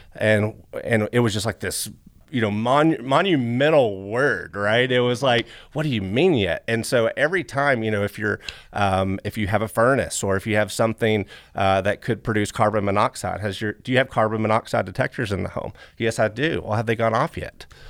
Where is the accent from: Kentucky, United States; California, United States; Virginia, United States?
Kentucky, United States; Flatwoods; I come from Flatwoods, Kentucky